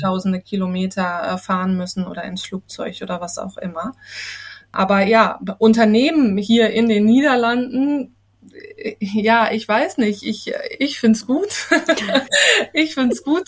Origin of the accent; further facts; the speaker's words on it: Harz, Germany; moved away as an adult; now in Ridderkerk, Netherlands; ich bin in Deutschland geboren und aufgewachsen im äh, wunderschönen Harz